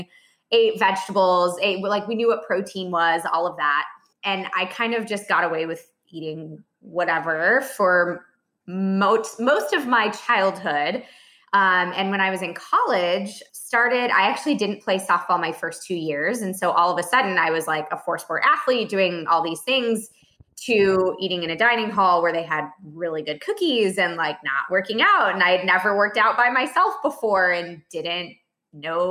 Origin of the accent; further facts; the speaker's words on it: Iowa, United States; now in Dallas, United States; I'm originally from Iowa